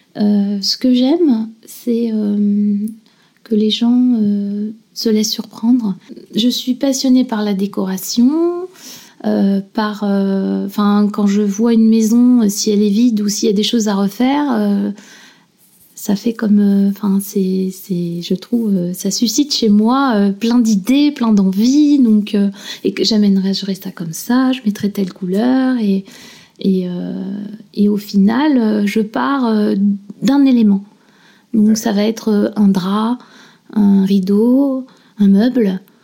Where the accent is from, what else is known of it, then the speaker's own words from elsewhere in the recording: Clécy, Normandy, France; moved away as an adult; now in Honfleur, France; moi, je suis originaire euh, de Suisse normande, euh, Clécy, Thuriarcourt